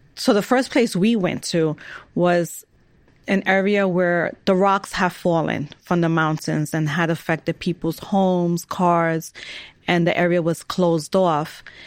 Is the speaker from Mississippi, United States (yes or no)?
no; New York City, New York, United States; I was born and raised in New York